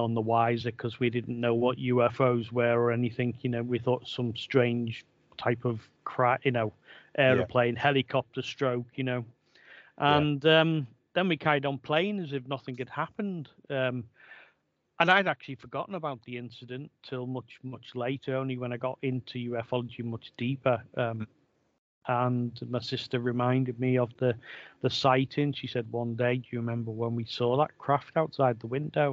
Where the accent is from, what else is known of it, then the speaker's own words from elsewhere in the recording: Liverpool, North West England, United Kingdom; moved away as an adult; also born or lived in Wirral; now in Birkenhead, United Kingdom; I was born and bred in Liverpool. I live in over the water now on the Wirral, but I'm originally from Liverpool.